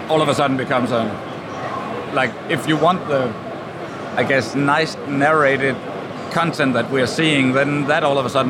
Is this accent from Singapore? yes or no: no; Denmark; English is a second language; Because now I'm from Denmark and we don't.